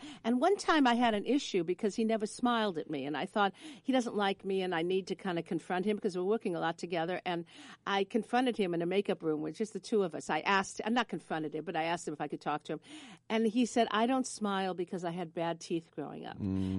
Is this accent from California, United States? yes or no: yes; Los Angeles, California, United States; I grew up in West L.A., and it was a neighborhood of a lot of well-known, not only celebrities, but movie stars.